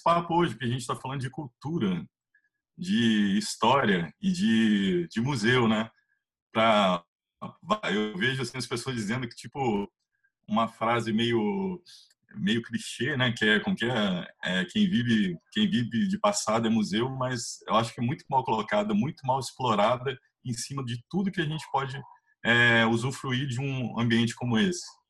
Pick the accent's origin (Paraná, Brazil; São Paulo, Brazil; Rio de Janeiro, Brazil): São Paulo, Brazil; Cruzeiro; now in Itatiaia, Brazil; eu sou de Cruzeiro. Hoje eu moro em Tatiaia